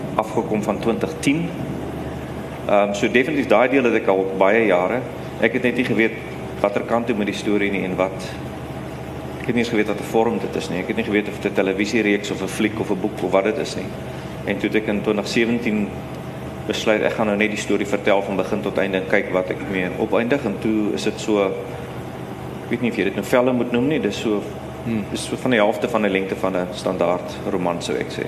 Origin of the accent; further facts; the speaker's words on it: South Africa; as 'n wit Suid-Afrikaner wat uit die apartheid era kom